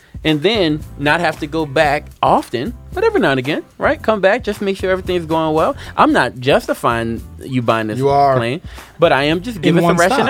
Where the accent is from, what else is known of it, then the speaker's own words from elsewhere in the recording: Louisiana, United States; I'm from Louisiana, man.